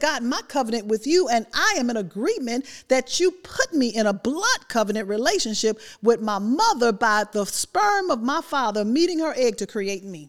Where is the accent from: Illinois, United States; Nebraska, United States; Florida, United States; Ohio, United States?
Illinois, United States; Chicago; Growing up in Chicago, you all know it get cold there.